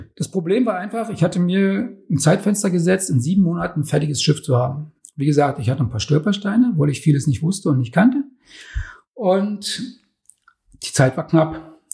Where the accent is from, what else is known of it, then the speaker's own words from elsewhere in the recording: Germany; Ursprünglich bin ich ja in der DDR groß geworden